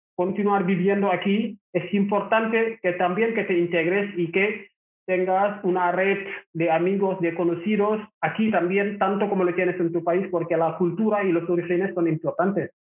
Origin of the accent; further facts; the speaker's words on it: Rufisque, Dakar, Senegal; Spanish is a second language; moved away as an adult; also born or lived in Barcelona; now in Barcelona area, Spain; Yo soy de Senegal, nací en una ciudad que se llama Rufis, que está en la capital Dakar, y ahí estuve viviendo